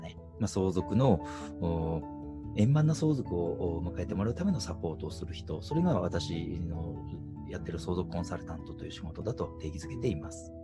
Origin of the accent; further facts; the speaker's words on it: Toyama, Japan; 僕はまあ生まれも育ちも富山なので